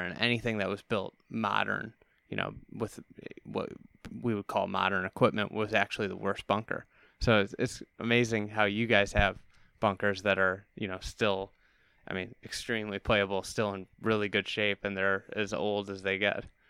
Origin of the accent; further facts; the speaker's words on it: Chicago, Illinois, United States; being a Chicagoan